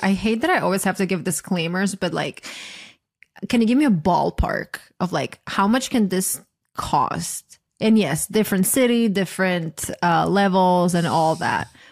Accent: Croatia; moved away as an adult; now in United States; I'm from Croatia, and at least when I was growing up there

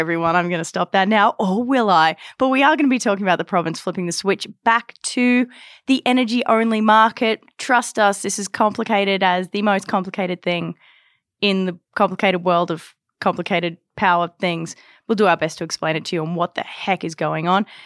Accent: Australia; now in Canada; growing up in Australia

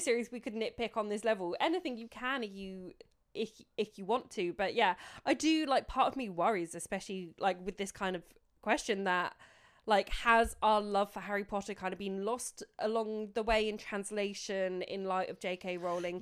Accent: United Kingdom; we're British sarcastic arseholes

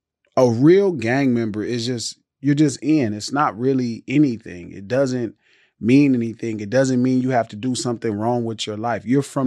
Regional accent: Los Angeles, California, United States; Like 117th Street. So 117th Street, right across the street from the Imperial Courts. The projects.

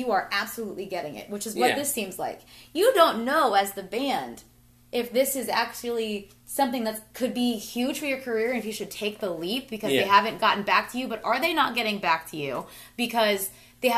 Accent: United States; I'm going to show my ignorance for being an American sometimes

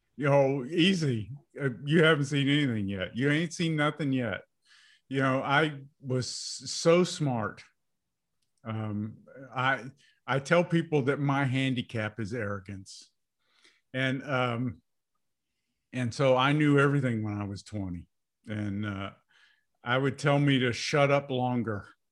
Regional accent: United States; I was born in America

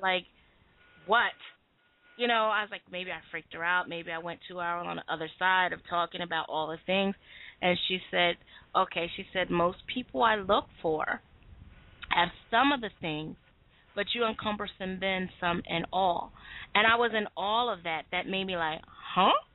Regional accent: United States; I'm from America

